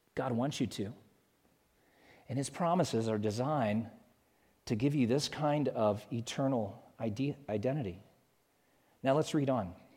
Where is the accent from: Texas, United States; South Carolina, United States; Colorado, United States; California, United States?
South Carolina, United States; moved away as an adult; also born or lived in Atlanta, Georgia / Alabama; I'm from South Carolina because that's where I lived forty-five of my fifty years before we moved out here